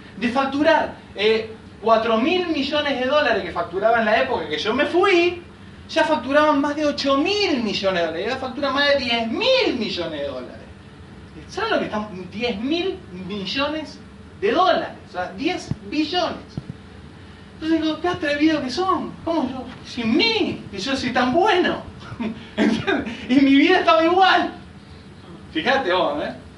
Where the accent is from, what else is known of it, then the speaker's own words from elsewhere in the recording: Rosario, Santa Fe, Argentina; moved away as an adult; now in Villa Carlos Paz, Argentina; Yo soy allá, yo soy rosarino. Y hace ya 13 años que vivo en Carlos Paz